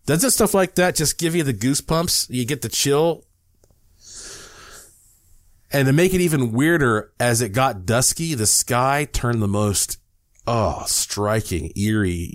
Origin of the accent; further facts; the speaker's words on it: Asheville, North Carolina, United States; moved away; I was in Asheville, North Carolina. I owned a house there at that time. That's, of course, my hometown.